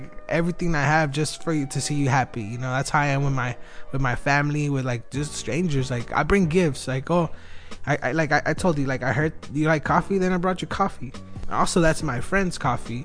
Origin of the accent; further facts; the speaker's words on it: Wilmington, United States; I'm from Wilmington